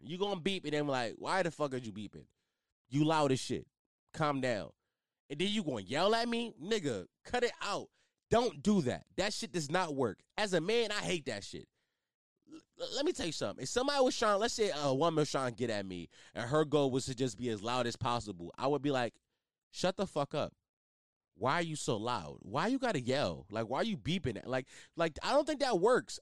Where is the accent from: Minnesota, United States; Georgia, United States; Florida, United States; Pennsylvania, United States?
Pennsylvania, United States; Philadelphia; especially in my city, I'm from Philly.